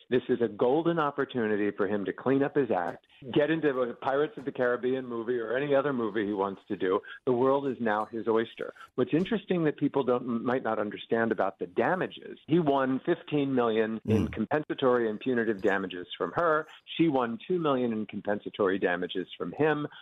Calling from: New York City, New York, United States; I'm calling in from New York City

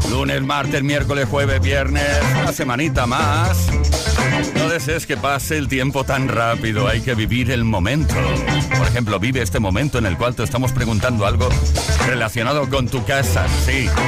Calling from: Cartagena, Region of Murcia, Spain; Soy … de Cartagena.

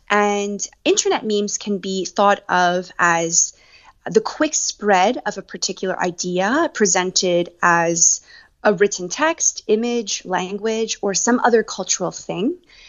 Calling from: Los Angeles, California, United States; I'm calling from Los Angeles, where a lot of my friends and family are, and I'm lucky enough to be here during this part of this pandemic.

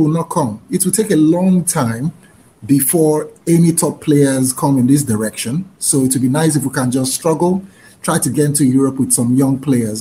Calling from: Nigeria; I'm calling from Nigeria.

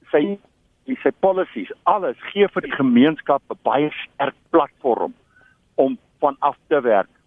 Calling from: Tenison, South Africa; Ja, ek is van Tenison.

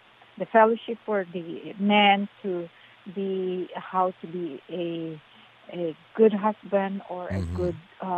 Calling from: Lake Forest, California, United States; Yes. Yes, I'm … from Lake Forest.

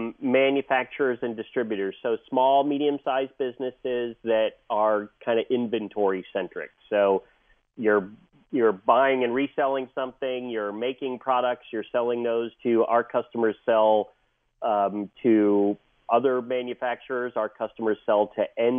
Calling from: San Diego, California, United States; I'm calling in from sunny San Diego.

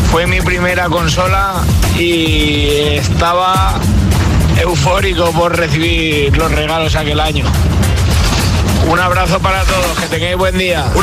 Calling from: Casas-Ibáñez, Castilla-La Mancha, Spain; de Casas Ibañez.

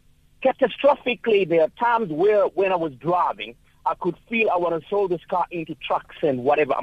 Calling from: Durban, KwaZulu-Natal, South Africa; I am calling from Durban indeed.

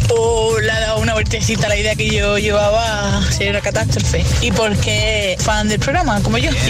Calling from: El Puerto de Santa María, Andalusia, Spain; del Fuerte de Santa María.

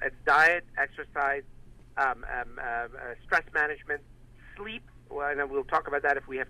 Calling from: Loma Linda, California, United States; I'm actually calling from Loma Linda University, from Loma Linda, which is in Southern California.

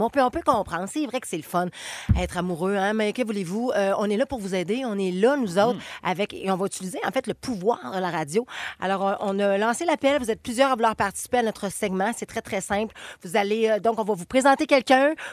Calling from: Saint-Chrysostome, Quebec, Canada; Ben, moi, j'ai 45 ans.

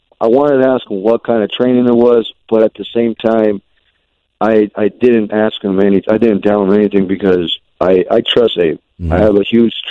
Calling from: Plymouth, Minnesota, United States; I'm calling from Plymouth, Minnesota

